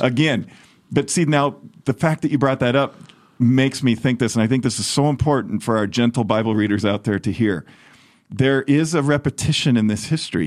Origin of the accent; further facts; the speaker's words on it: United States; as an American